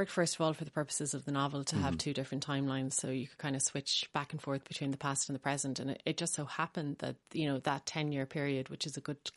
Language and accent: English; Ireland; It is a very small world, the Irish literary community.